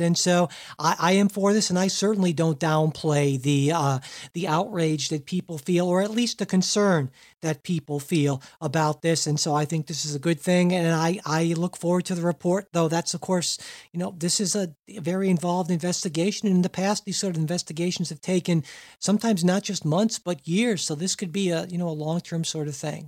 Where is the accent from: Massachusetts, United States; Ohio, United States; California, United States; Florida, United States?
Ohio, United States; I'm, I'm from Ohio